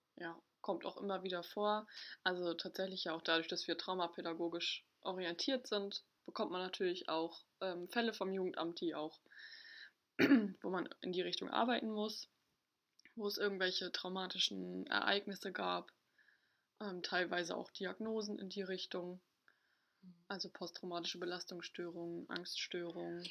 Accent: Ostholstein, Schleswig-Holstein, Germany; moved away as an adult; also born or lived in Hamburg; ich komme nicht gebürtig aus Hamburg, sondern aus Ostholstein

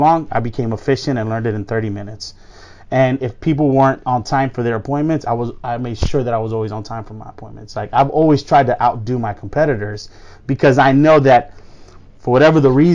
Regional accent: Miami, Florida, United States; we grew up in Miami

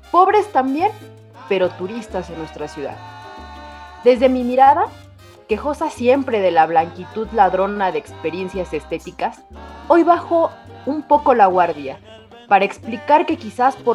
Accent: Mexico City, Mexico; Pues mira, justamente aquí de errante por mi Ciudad de México, pero justo hoy vengo de la Roma Condesa

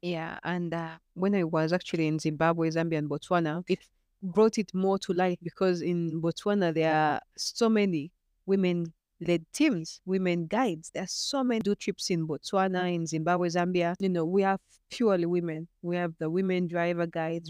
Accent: Uganda; I'm from Uganda.

